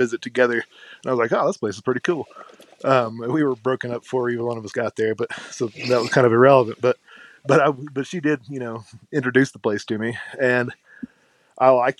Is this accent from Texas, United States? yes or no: yes; Leander, Texas, United States; I'm from a little town of Leander, Texas, just outside of Austin